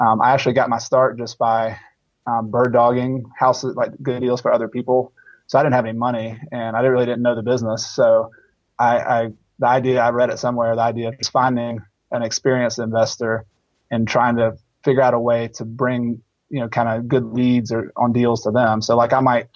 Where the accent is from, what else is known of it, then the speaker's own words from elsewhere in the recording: Newnan, Georgia, United States; moved away; also born or lived in Clemson, South Carolina; I grew up in Noonan, Georgia